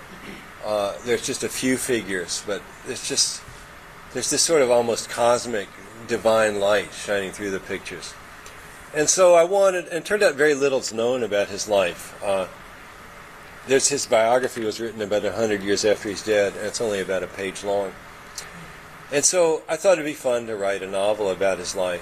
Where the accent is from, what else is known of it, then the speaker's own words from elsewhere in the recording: Kentucky, United States; moved away; also born or lived in Germany; I'm from Kentucky